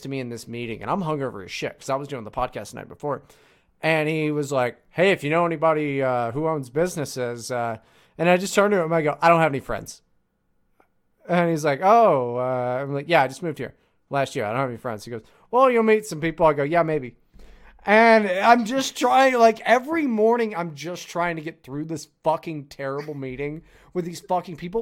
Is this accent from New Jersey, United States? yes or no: no; California, United States; I was from California